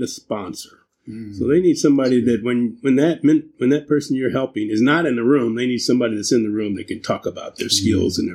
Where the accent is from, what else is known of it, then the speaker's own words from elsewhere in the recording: Columbus, Ohio, United States; Columbus is a great place to grow up. Yeah. We grew up in Milo Grogan